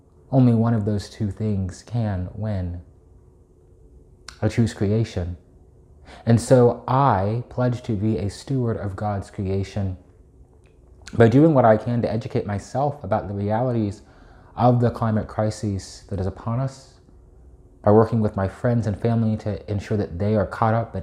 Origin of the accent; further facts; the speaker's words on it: Knoxville, Tennessee, United States; my own upbringing in Knoxville and the reality that no matter what direction I turn in my hometown, I see mountains